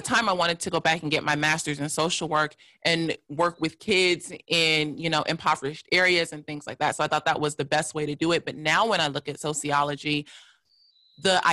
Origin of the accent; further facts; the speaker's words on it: Los Angeles, California, United States; also born or lived in North Hollywood; I grew up in South LA. And was there until I was about 15, then moved to North Hollywood, which is a suburb of Los Angeles